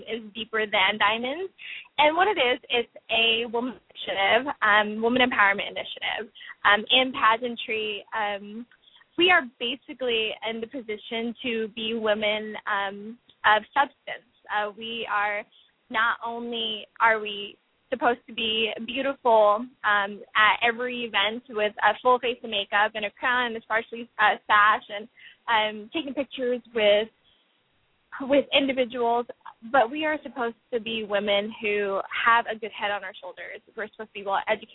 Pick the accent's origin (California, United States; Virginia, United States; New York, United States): California, United States; having been born and raised in California